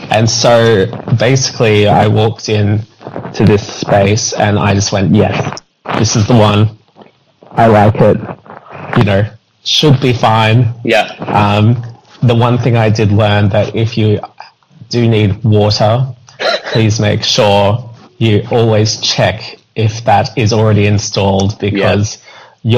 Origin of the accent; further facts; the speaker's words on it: Australia; now in United Kingdom; I'm I'm Australian, so it's a bit different back home.